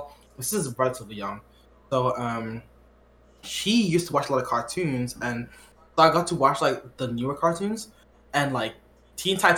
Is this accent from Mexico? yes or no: no; Quebec, Canada; I was born in Quebec